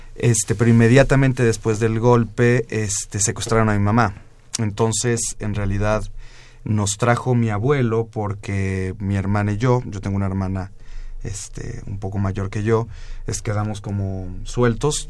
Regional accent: Mexico; also born or lived in La Plata, Argentina; yo llegué muy chico a México a los, en 1976

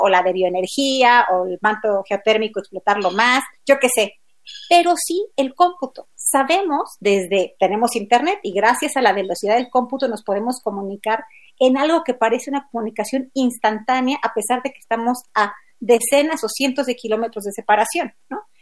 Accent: Mexico; como mexicanos

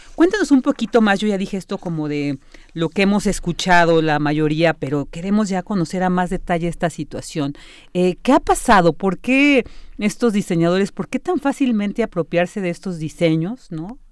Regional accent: Mexico; nosotros como mexicanos, que venimos, somos eh, hijos de todas estas culturas

